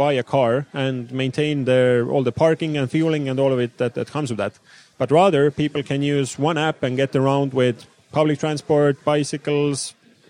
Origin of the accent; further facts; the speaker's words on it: Tallinn, Harju County, Estonia; I'm from Tallinn